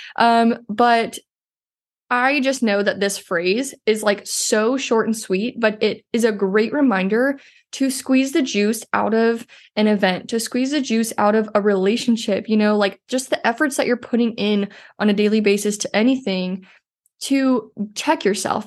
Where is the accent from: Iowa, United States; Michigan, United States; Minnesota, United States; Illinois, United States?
Iowa, United States; moved away; We are both from Iowa.